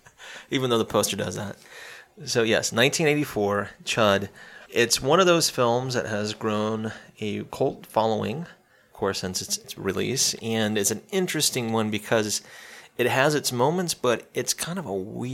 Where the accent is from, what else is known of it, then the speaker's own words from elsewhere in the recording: South Carolina, United States; there was a film that was filmed in my home state, close to where I live, too.